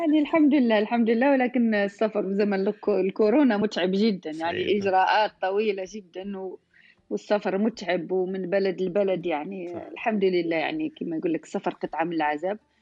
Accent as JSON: {"language": "Arabic", "region": "southern Algeria", "country": "Algeria", "said": "احنا في خصوصا عندنا في الجنوب"}